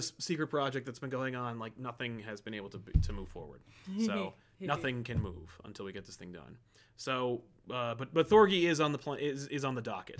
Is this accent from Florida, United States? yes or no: yes; Florida, United States; Also, I'm from South Florida.